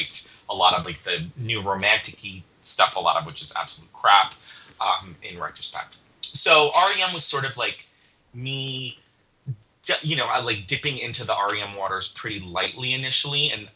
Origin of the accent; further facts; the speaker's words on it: New York, United States; now in Bay Area, United States; I grew up out near New York City